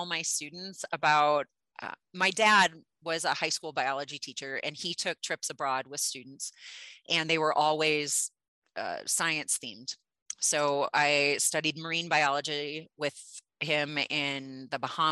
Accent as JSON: {"language": "English", "region": "Midwest", "country": "United States", "tie": "born or raised there", "said": "I grew up in the Midwest in a big time fishing family"}